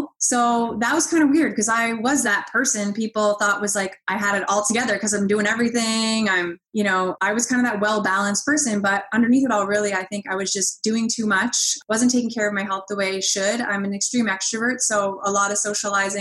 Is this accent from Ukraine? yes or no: no; Halifax, Nova Scotia, Canada; now in Ottawa, Canada; I grew up in Halifax, Nova Scotia.